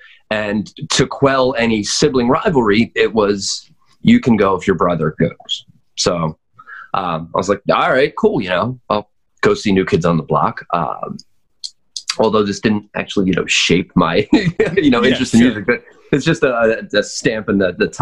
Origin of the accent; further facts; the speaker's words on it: North Wales, Pennsylvania, United States; So I grew up in North Wales